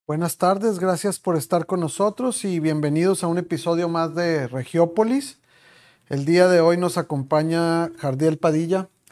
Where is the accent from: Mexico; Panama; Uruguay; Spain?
Mexico; Chihuahua; moved away; en este lugar en el que vivimos, que te ha adoptado a ti también, igual que a mí, somos de Chihuahua los dos